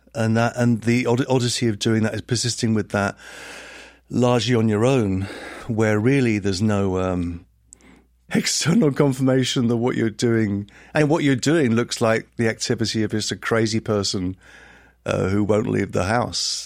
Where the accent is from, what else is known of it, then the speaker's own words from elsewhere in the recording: Letchworth Garden City, East of England, United Kingdom; also born or lived in Liverpool / Brooklyn, New York; now in New York, United States; I grew up in a town called Letchworth Garden City, which is, uh, about thirty miles north of London